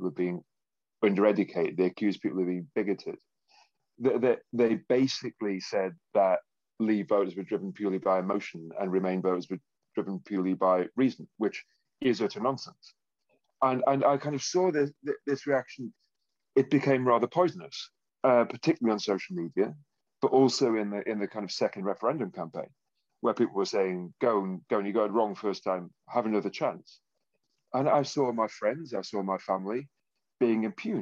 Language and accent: English; Consett, North East England, United Kingdom; I was born in Consett in County Durham. And I think I was 4 or 6 when the steelworks closed.